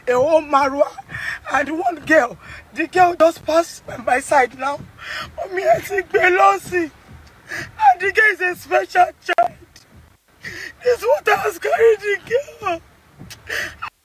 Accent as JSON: {"language": "English", "town": "Agege", "region": "Lagos", "country": "Nigeria", "tie": "born or raised there", "said": "I grew up in Agege"}